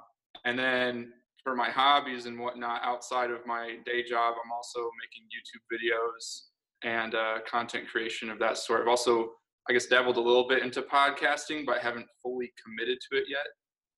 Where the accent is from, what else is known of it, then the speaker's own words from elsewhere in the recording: South Bend, Indiana, United States; moved away as an adult; now in Dallas, United States; I'm originally from the South Bend, Indiana area, up near, like, I guess to help people out that aren't familiar, it's near Notre Dame University.